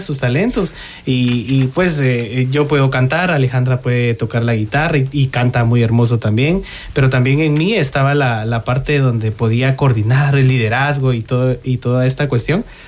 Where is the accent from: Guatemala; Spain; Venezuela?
Guatemala; nosotros venimos de Guatemala, especialmente de la parroquia Corpus Christi, allá en la zona 6 un barrio muy, muy bonito, muy querido